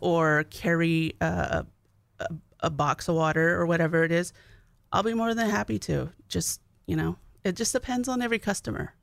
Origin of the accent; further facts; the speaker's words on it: Arizona, United States; now in North Dakota, United States; I'm from Arizona.